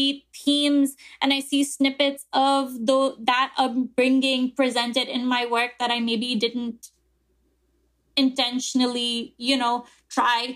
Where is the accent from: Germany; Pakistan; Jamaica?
Pakistan; now in Jersey City, United States; my experience as a Pakistani girl and woman growing up in Pakistan